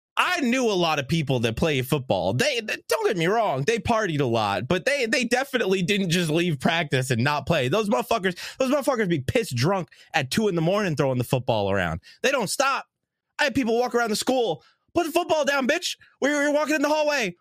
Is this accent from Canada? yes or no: no; New York, United States; growing up in New York